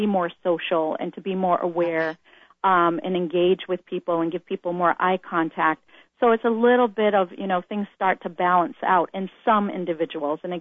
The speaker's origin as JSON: {"language": "English", "town": "Boston", "region": "Massachusetts", "country": "United States", "tie": "born or raised there", "moved": "yes", "said": "We're originally from the East Coast, Boston, and we both went to public school there"}